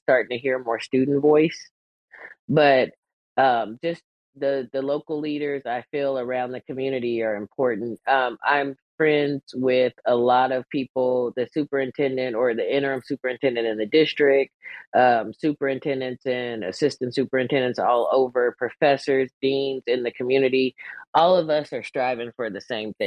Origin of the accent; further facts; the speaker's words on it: Kansas, United States; the small town that I grew up in Kansas